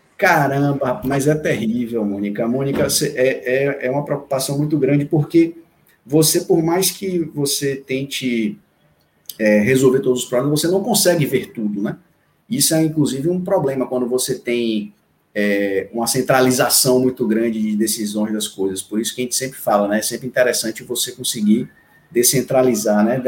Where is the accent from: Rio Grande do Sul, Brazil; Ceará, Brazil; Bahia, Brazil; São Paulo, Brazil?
Bahia, Brazil; Salvador; also born or lived in Recife; eu sou de Recife, mas eu moro aqui em Salvador sempre desde de um ano de idade, então minha vida inteira foi foi aqui em Salvador